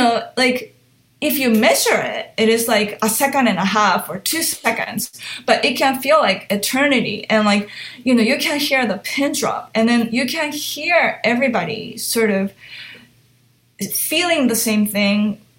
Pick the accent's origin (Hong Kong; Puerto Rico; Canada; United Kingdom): Hong Kong; also born or lived in Japan; So I was born in Japan, but I grew up in Hong Kong from age 1 to 6. And so my parents would speak to me in Japanese, my nanny in Cantonese, and everything outside that was English.